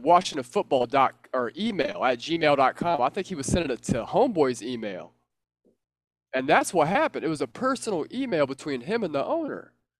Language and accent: English; United States; as an American, as a young American